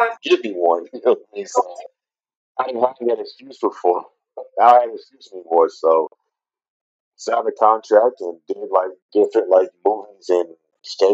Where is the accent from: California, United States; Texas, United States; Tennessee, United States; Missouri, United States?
Tennessee, United States; Memphis; now in Washington, D.C., United States; I'm from Memphis, Tennessee